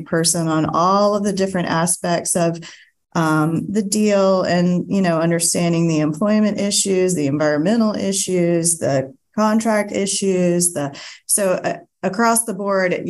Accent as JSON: {"language": "English", "town": "Greenville", "region": "South Carolina", "country": "United States", "moved": "as an adult", "said": "I'm originally from Greenville, and I moved back"}